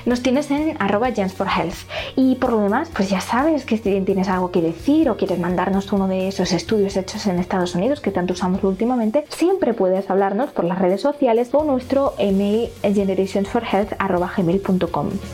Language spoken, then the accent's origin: Spanish; Spain